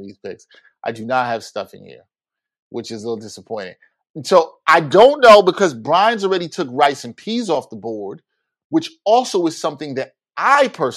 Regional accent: New York City, New York, United States; I'm from East Flatbush, Brooklyn

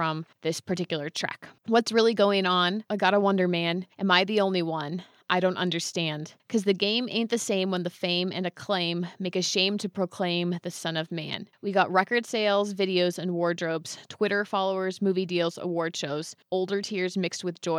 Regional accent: Bay Area, California, United States; moved away; I'm from the Bay Area

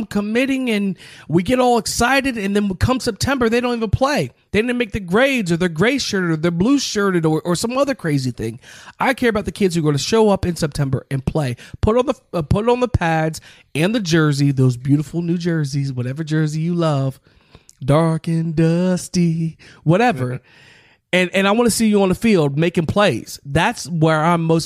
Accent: West Virginia, United States; we're from West Virginia

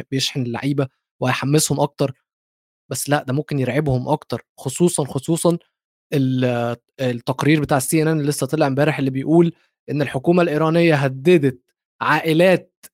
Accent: Egypt

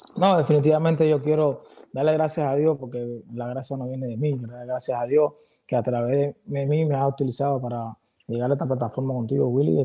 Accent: Cuba; moved away; nosotros los cubanos

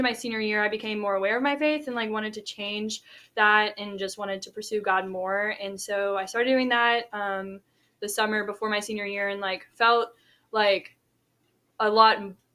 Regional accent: Shreveport, Louisiana, United States; I'm from Shreveport, Louisiana, which is North Louisiana, about 3 hours from Baton Rouge

